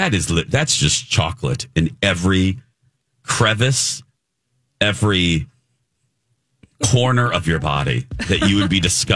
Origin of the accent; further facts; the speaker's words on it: Indiana, United States; moved away; My home state, yes.